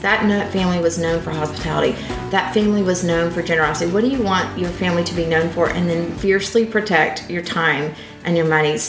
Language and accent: English; Atlanta, Georgia, United States; moved away as an adult; also born or lived in Orlando, Florida; now in Dallas, United States; we're originally from Atlanta. Then we did a little blip in Orlando